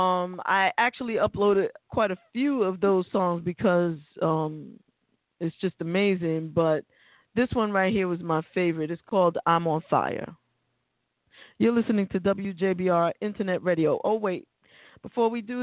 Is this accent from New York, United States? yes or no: yes; New York City, New York, United States; we're from the Bronx